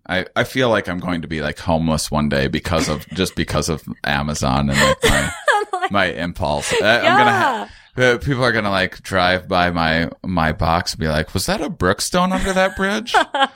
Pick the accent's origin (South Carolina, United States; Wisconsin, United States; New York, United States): Wisconsin, United States; I'm from Wisconsin. Yeah. I'm from the Midwest.